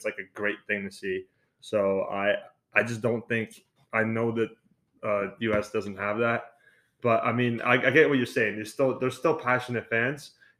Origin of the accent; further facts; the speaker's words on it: Serbia; moved away; I'm from Serbia, right?